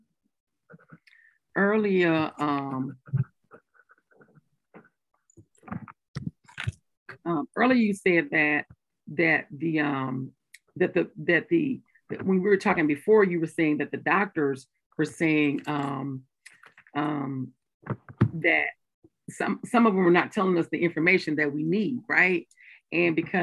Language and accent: English; Mississippi, United States; I'm from Mississippi